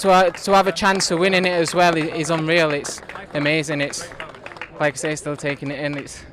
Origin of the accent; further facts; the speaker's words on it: Yorkshire and the Humber, United Kingdom; I'm a Yorkshire lad myself